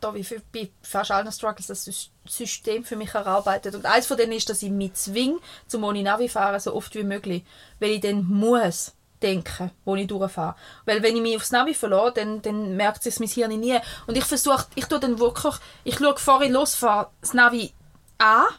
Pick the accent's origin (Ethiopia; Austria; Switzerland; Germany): Switzerland; ich bin in dem Dorf aufgewachsen. Ich, wohne, ich habe vier Jahre nicht hier gewohnt